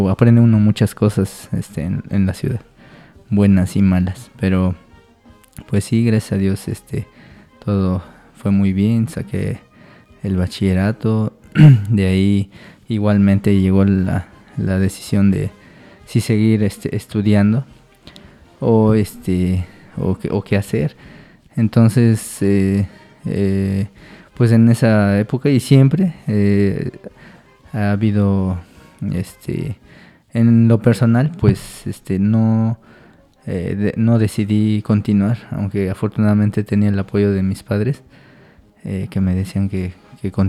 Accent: Mexico City, Mexico; born there; nací en el año del 84 en la Ciudad de, México, que es donde radicaban mis, mis papás, porque pues al igual que todos, este, alguna vez tuvieron que emigrar.

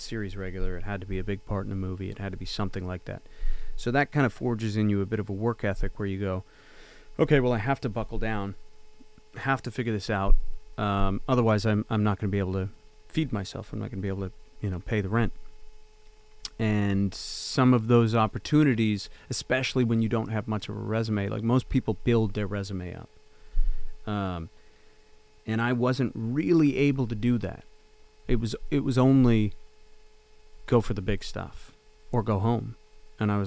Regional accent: Canada; moved away as an adult; also born or lived in Los Angeles; as a Canadian

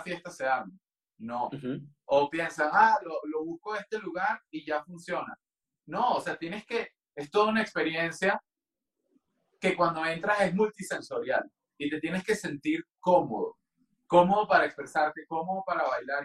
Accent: Venezuela; moved away as an adult; also born or lived in London, United Kingdom; now in Mexico; no iba a volver a Venezuela

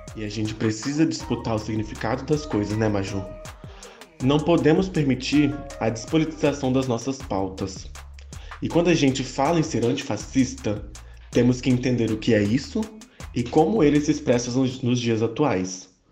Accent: Brazil; enquanto brasileiros

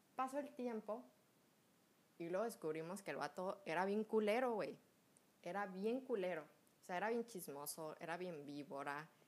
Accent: Mexico; cuando yo estaba chiquita, como todo buen mexicano, como todo mexicano cool

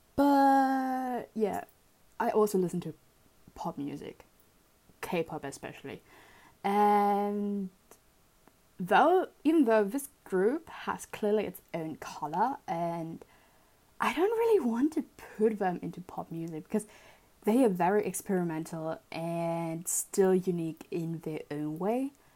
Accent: Germany; I grew up in Germany

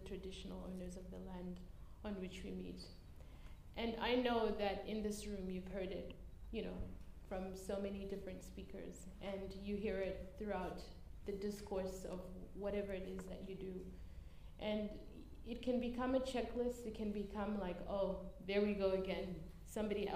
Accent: Zimbabwe; now in Australia; I was born in Zimbabwe

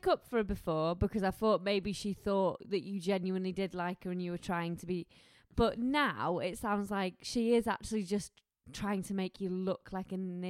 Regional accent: Harrogate, Yorkshire and the Humber, United Kingdom; born or raised there

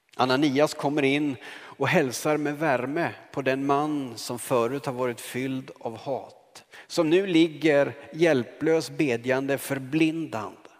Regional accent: Karlskoga, Örebro County, Sweden; moved away; så kom jag hem till min hemstad Karlskoga

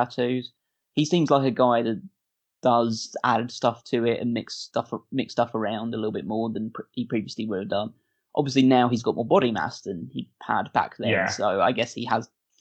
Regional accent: United Kingdom; I'm British

